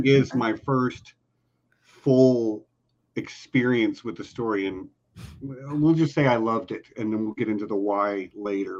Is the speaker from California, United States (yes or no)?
no; Texas, United States; also born or lived in El Paso; I'm a Texan